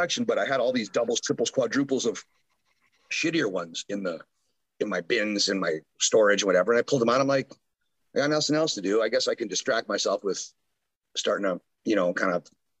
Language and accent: English; Canada; now in United States; being a Canadian